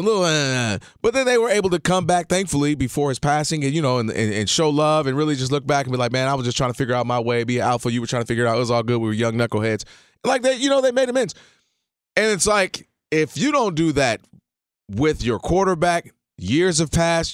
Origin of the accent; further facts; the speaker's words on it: Detroit, Michigan, United States; moved away; growing up in Detroit area